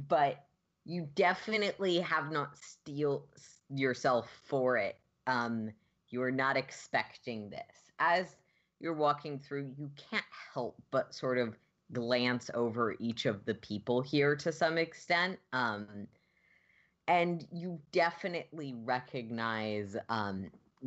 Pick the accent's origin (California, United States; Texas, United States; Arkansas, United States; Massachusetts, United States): California, United States; I'm such a Californian